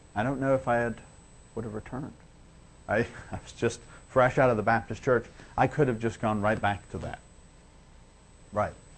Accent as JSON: {"language": "English", "town": "Liverpool", "region": "North West England", "country": "United Kingdom", "said": "I'm from Liverpool and we have a bad name in England if you're from Liverpool."}